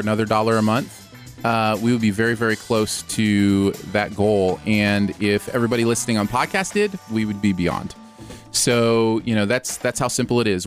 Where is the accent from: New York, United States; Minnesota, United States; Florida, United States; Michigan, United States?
Michigan, United States; I grew up in Michigan with water, like, all around